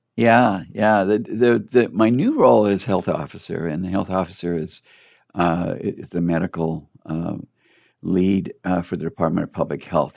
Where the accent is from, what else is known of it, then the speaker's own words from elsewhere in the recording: Torrance, California, United States; I grew up in Torrance